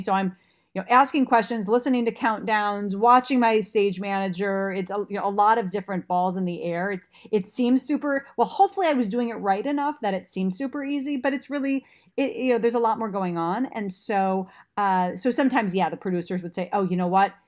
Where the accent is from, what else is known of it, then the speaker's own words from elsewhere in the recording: Minnesota, United States; moved away; I was working from Minnesota.